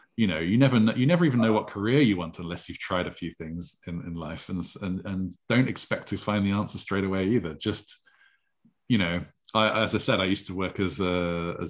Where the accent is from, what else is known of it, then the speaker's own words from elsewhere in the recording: Stavanger, Rogaland, Norway; moved away; I grew up in Norway